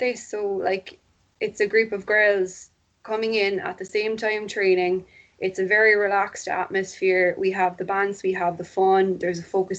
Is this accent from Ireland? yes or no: yes; Cork, Munster, Ireland; I'm from Cork. I live in Cork. I've always lived in Cork.